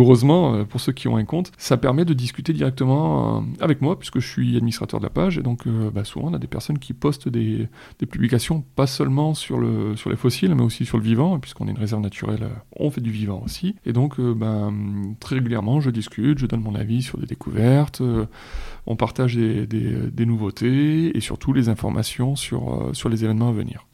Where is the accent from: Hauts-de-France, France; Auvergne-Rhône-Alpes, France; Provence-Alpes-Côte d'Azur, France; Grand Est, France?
Provence-Alpes-Côte d'Azur, France; Vitrolles; étant un habitant de Vitrolles, enfin, j'ai passé trente ans à Vitrolles